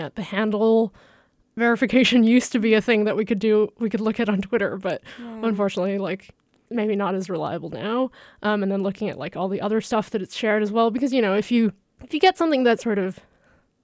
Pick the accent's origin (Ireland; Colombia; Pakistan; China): China; moved away; I'm from China, so I have a lot of like family and friends that use WeChat to stay connected